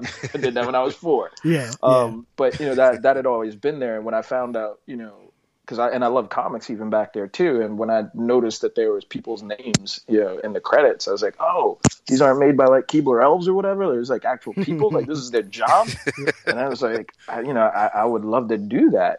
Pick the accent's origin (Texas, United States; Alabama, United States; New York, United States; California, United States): New York, United States; New York City; I grew up in Park Slope, you know, when it wasn't quite so nice in a lot of parts.